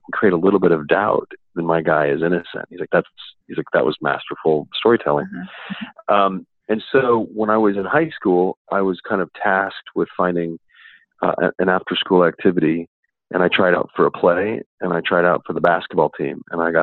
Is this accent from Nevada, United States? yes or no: yes; Reno, Nevada, United States; I'm actually from Nevada. So I was born in Reno, Nevada